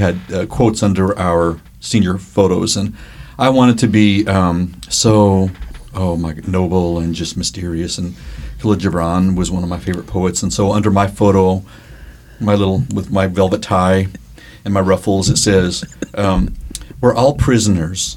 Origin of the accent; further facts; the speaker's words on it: New Mexico, United States; growing up in New Mexico, we had to learn second language early in elementary school